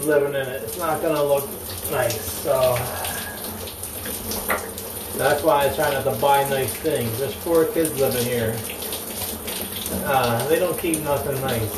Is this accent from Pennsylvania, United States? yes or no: yes; Philadelphia, Pennsylvania, United States; moved away; growing up in Philly on the block